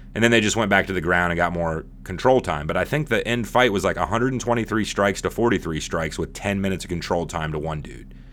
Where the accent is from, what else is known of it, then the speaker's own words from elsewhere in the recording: United States; But I'm American